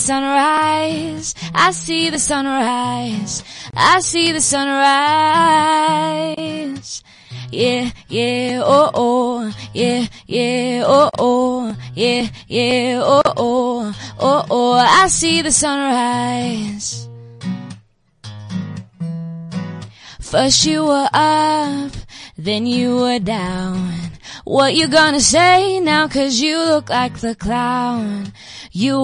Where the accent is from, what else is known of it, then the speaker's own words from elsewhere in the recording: Paarl, Western Cape, South Africa; I'm from Paul